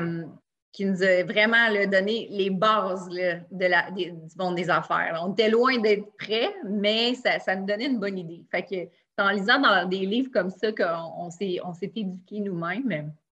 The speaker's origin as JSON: {"language": "French", "town": "Quebec City", "region": "Quebec", "country": "Canada", "said": "je suis de Québec"}